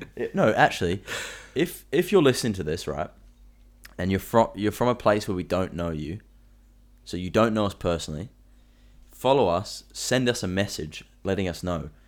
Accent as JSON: {"language": "English", "area": "Central Coast", "region": "New South Wales", "country": "Australia", "said": "I tell people that I'm close to Sydney, like, where I'm from"}